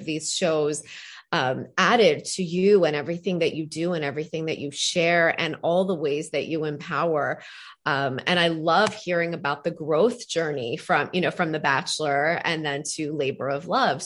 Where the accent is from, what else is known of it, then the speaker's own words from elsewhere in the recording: Iran; moved away; I'm from Iran, and like, that was what was whispered in all of us girls, in all of our ears from a very, very young age